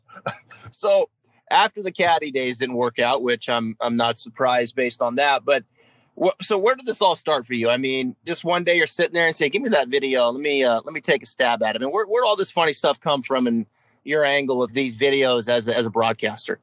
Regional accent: the Northwest, Pacific Northwest, United States; I'm a diehard Seahawk fan growing up in the Northwest.

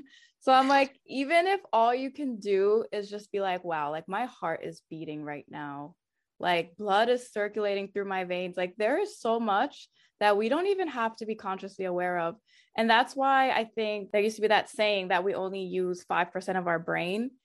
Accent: United States; my family's from Haiti. Um, even though I grew up here in the States, my parents and my two older siblings were actually born in Haiti

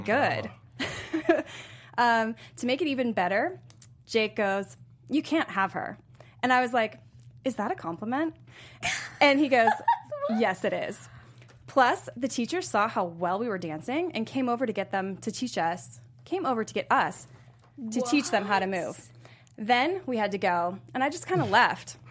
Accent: Chesterfield, Virginia, United States; I went to middle and high school in Chesterfield, Virginia.

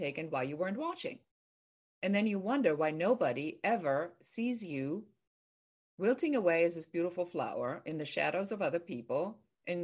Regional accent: Germany; now in California, United States; I'm originally from Germany, and I was born and raised in Germany, and I've been here for a very long time

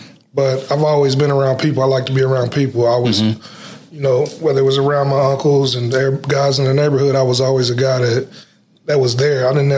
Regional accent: Kansas City, Missouri, United States; moved away; I'm originally from Kansas City, Missouri.

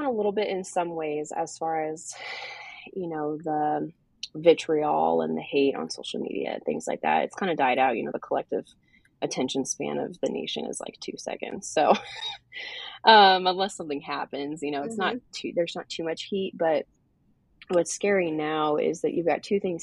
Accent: Portland, Oregon, United States; moved away as an adult; I'm from Portland originally, Portland, Oregon

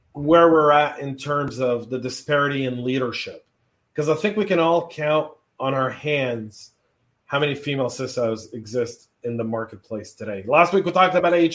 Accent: California, United States; now in Georgia, United States; when I grew up in California, California was still a great place to be

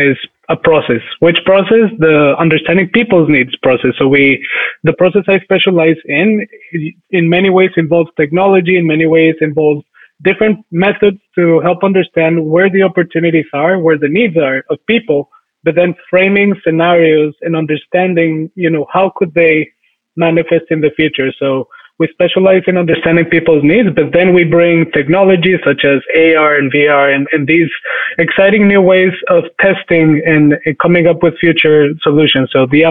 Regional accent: Bogotá, Colombia; moved away as an adult; also born or lived in Michigan; I was actually born and raised in Colombia and lived there for almost the first 20 years of my life.

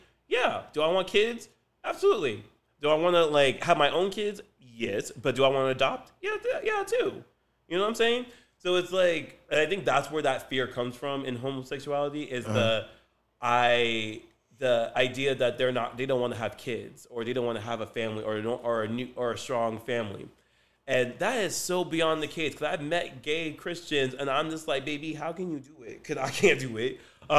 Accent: Nigeria; also born or lived in Belgium; now in United States; I'm Nigerian, I was born in Belgium, and then, like, I'm a U.S. sit.

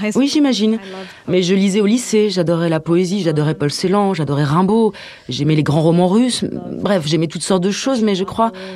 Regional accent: San Francisco, California, United States; j'ai grandi à San uh, Francisco

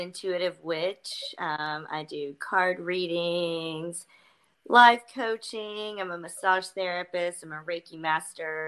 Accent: North Georgia Mountains, United States; I grew up Southern Baptist in the North Georgia Mountains

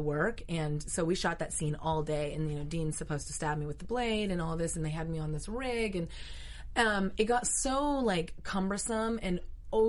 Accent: Vancouver, British Columbia, Canada; moved away as an adult; also born or lived in Tokyo / Germany / Dallas; now in Los Angeles, United States; I'm Canadian

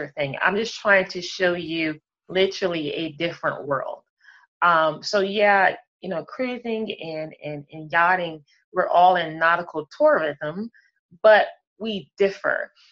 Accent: Cape Charles, Virginia, United States; I am from Cape Charles, Virginia.

